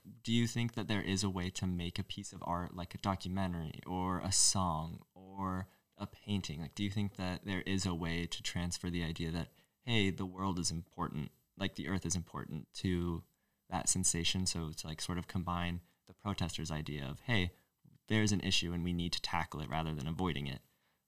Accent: Northeast, United States; Opposite of the South, Northeast baby.

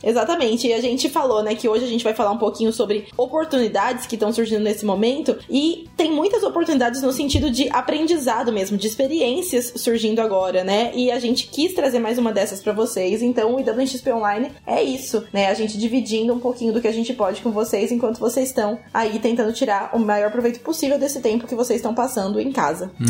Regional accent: Brazil; a gente é brasileiro

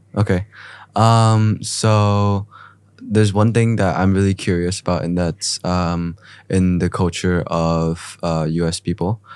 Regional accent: Ho Chi Minh City, Vietnam; I was born in Saigon

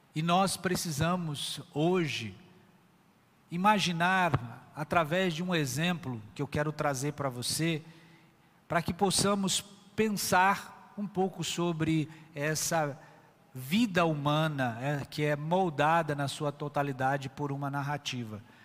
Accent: São Paulo, Brazil; now in Northeast Brazil; Eu nasci em São Paulo, uma grande metrópole. Já criança, já era uma metrópole hoje gigantesca, estive inserido lá naquela cultura

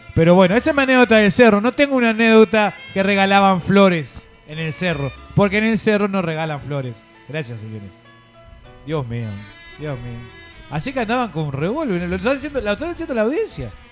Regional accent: Montevideo, Uruguay; now in United States; Yo vivía en el Parque Posada

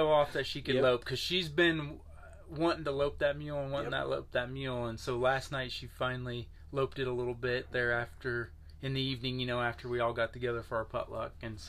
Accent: Bedford, Iowa, United States; we're from Bedford, Iowa.

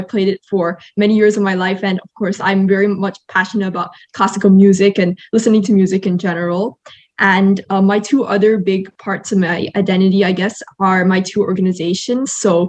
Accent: Malaysia; because as a Malaysian, I also want to use my citizenship as a sort of platform in order to impact more people.

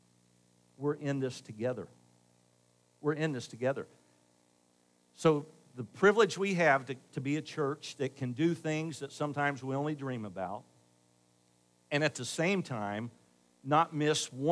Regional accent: Dayton, Ohio, United States; I grew up in Northridge, and despite what you think of Northridge and North Dixie Drive in Dayton, North Dayton, it was a great place to grow up back then

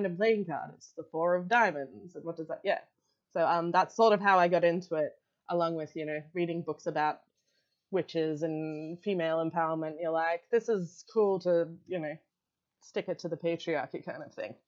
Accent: Australia; I'm Australian

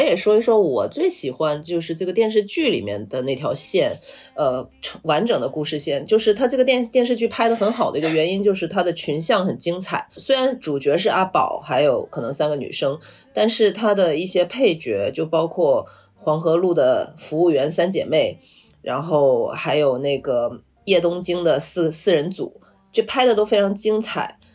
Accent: Guangzhou, Guangdong, China; 我是广州人

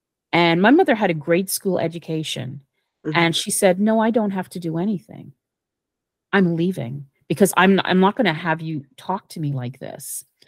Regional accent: Jamaica; Growing up in Jamaica, and basically, you're not going to tell me where I belong

